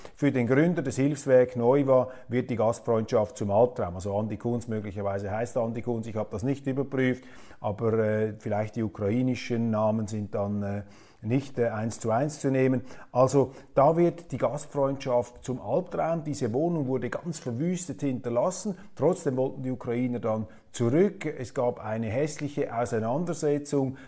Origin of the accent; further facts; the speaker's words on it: Switzerland; als Schweizer